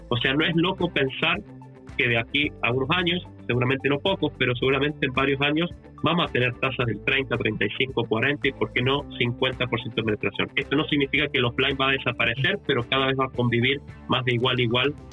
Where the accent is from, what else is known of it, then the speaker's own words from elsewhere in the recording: Argentina; now in Chile; yo soy Argentino, la empresa fue fundada en Chile desde hace más de 16 años que vivo en Chile